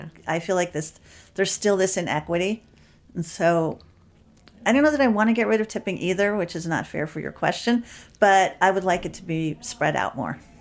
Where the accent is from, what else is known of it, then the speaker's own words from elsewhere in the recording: New York City, New York, United States; I grew up in Manhattan.